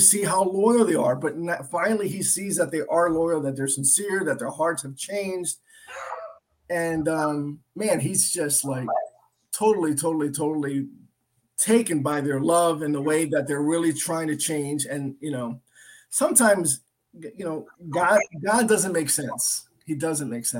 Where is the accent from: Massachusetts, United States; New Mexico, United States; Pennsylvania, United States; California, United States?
Pennsylvania, United States; Lansdale; also born or lived in Philadelphia, Pennsylvania / Puerto Rico (family); I was born in North Philadelphia, but I was moved to the suburb when I was 5-6 years old to Lansdale. So I grew up in a predominantly safe neighborhood